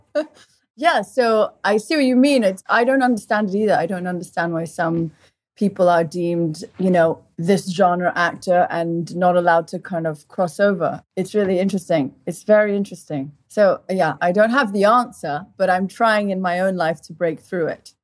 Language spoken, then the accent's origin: English; Portugal; moved away; also born or lived in England; I grew up in Portugal. At one and a half, my mother took us to Portugal, my brother and I. My brother's two and a half, and we lived there for 17 years